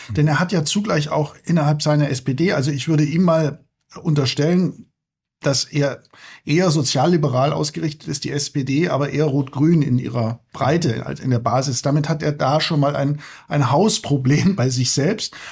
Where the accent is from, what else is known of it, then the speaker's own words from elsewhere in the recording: Wullenstädten, Germany; now in Berlin, Germany; es ist eben nicht so leicht, ähm, äh, in Wullenstädten, wo ich aufgewachsen bin, äh, kein Auto zu haben. Der Name äh, deutet schon an, dass es sich eher um einen kleineren Ort handelt.